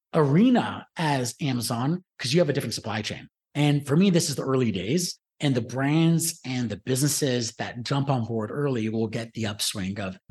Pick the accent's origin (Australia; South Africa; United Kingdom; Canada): Canada; Toronto, Ontario; I was born and raised in Toronto.